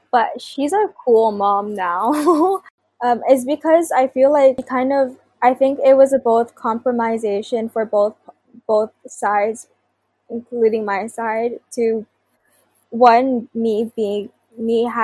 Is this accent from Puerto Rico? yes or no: no; Philippines; to reclaim my identity as a Filipino is to not run away from a culture that was passed down from generations before me